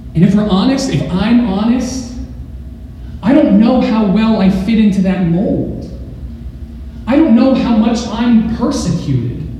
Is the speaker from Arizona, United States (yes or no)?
yes; Arizona, United States; moved away; I'm from Arizona